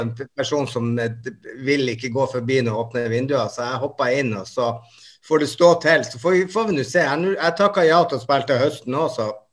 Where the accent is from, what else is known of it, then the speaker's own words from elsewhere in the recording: Bodø, Nordland, Norway; jeg kommer fra Bodø